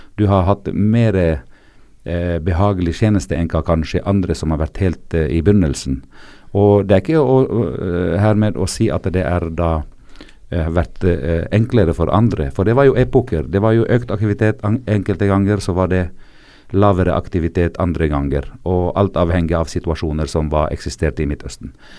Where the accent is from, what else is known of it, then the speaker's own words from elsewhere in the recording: South Governorate, Lebanon; Norwegian is a second language; jeg libaneser, så jeg har vært der helt siden eh, mandatet egentlig